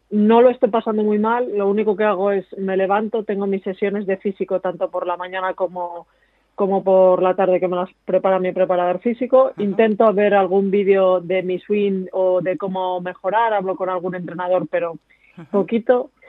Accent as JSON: {"language": "Spanish", "town": "Valladolid", "region": "Castile and León", "country": "Spain", "tie": "born there", "said": "Pero yo nací en Valladolid"}